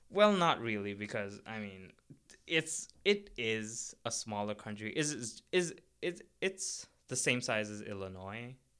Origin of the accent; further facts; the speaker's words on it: Kathmandu, Bagmati, Nepal; moved away as an adult; now in United States; I'm from Nepal, and I'm from the capital, which is Kathmandu